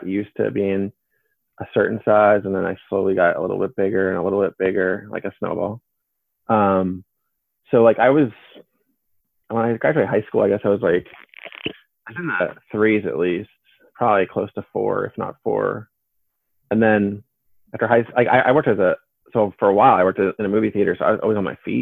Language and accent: English; Pennsylvania, United States; my hometown in Pennsylvania